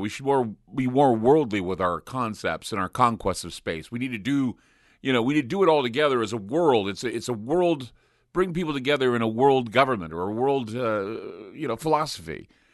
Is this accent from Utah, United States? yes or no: yes; Utah, United States; I grew up in Utah where, you know, Morton Thiokol was, what, twenty miles away, thirty miles away